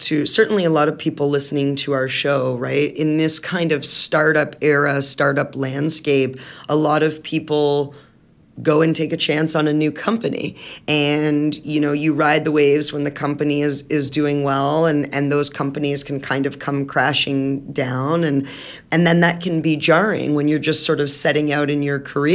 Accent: East Coast, United States; I grew up on the East Coast

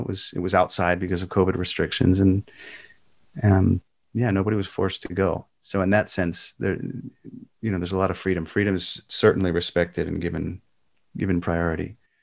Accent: Southern California, United States; moved away as an adult; also born or lived in Spotswood, New Jersey / Toms River, New Jersey; I was a Protestant growing up in Southern California

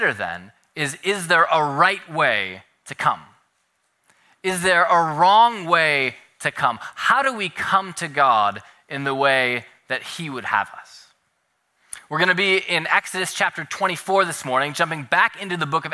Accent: Minnesota, United States; now in California, United States; growing up in Minnesota, where we have snow outside most Easter Sundays, I grew up always doing egg hunts inside

